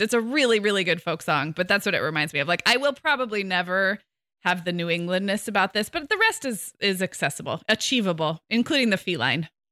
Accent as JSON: {"language": "English", "town": "Santa Barbara", "region": "California", "country": "United States", "tie": "born or raised there", "moved": "as an adult", "said": "I moved back to my hometown of Santa Barbara two years ago"}